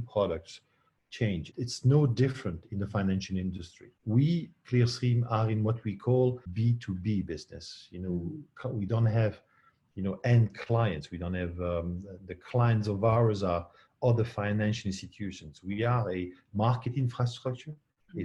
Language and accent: English; Belgium; I was born not far away from Luxembourg.